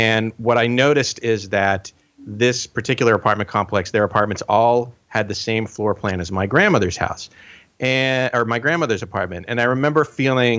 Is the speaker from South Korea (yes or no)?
no; East Coast, United States; moved away as an adult; now in Iowa, United States; I also am not from Iowa. I'm from the East Coast